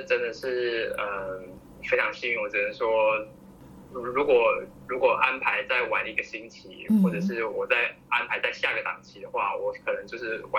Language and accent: Chinese; Nantou County, Taiwan; 我是南投人